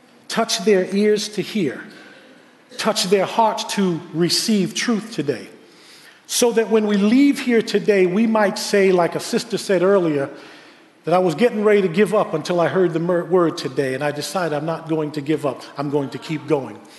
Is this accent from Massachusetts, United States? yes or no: no; New York City, New York, United States; moved away as an adult; now in West Babylon, United States; I was born and raised in Queens, so I love Queens